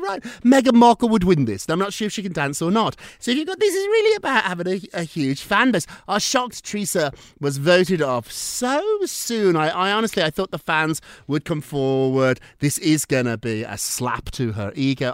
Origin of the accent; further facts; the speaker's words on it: United Kingdom; I'm British